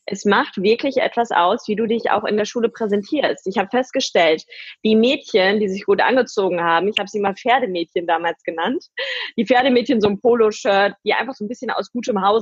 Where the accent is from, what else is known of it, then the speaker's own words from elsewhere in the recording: Paderborn, North Rhine-Westphalia, Germany; Ich bin halt wirklich so ein klassisches Dorfmädchen. Ich bin bei Paderborn aufgewachsen, in einem Vorort, äh, total behütet, äh, mit meinen Eltern gemeinsam, mit meinem Bruder.